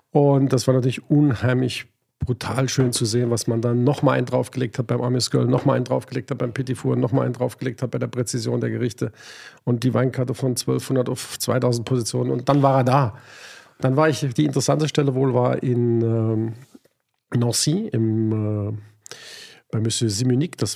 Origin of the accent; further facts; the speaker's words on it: Hanover, Lower Saxony, Germany; Ich komme aus der Weltstadt neben Berlin, aus Hannover.